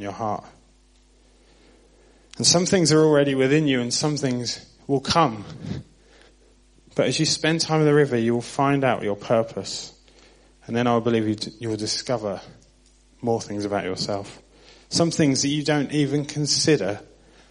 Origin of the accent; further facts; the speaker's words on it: Southampton, South East England, United Kingdom; moved away; I'm from Southampton on the South Coast.